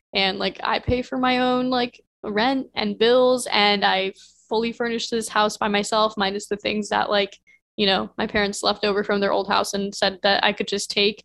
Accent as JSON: {"language": "English", "region": "Midwest", "country": "United States", "tie": "born or raised there", "said": "I grew up in the Midwest where nobody goes to fashion school"}